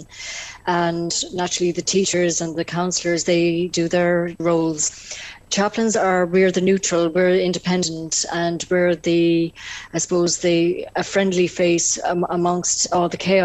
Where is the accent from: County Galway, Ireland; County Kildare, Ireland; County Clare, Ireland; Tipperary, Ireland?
Tipperary, Ireland; North; I come from North Tipperary